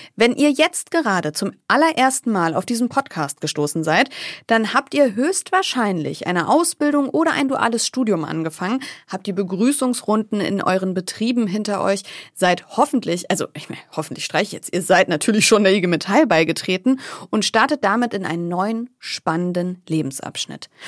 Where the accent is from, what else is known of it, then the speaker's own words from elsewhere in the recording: the North, Northern Germany, Germany; wie man bei uns im Norden sagt